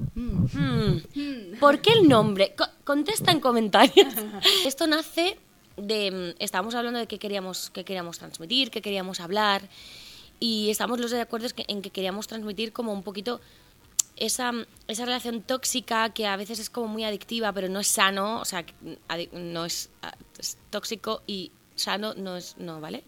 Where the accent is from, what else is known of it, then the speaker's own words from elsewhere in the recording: Cuba; now in Spain; yo soy nacida en Cuba de padres cubanos